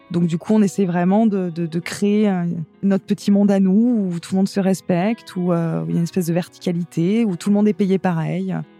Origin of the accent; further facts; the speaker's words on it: Paris, Île-de-France, France; moved away as an adult; now in Vailhan, France; Je suis parisienne, hein, pure souche, née à Paris. J'ai vécu toute mon enfance à Paris.